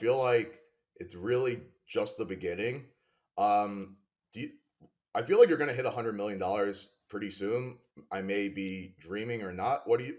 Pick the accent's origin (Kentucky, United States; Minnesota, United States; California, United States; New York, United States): New York, United States; I'm from New York.